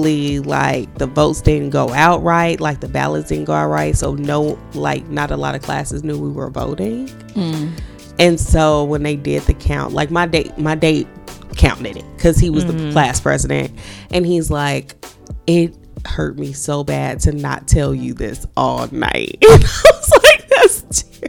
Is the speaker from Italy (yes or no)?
no; Gary, Indiana, United States; I'm from Gary. We didn't have any money